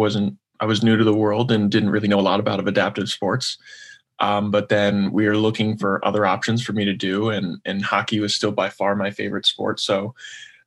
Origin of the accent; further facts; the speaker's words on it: Franklin Lakes, New Jersey, United States; I'm from Franklin Lakes, New Jersey.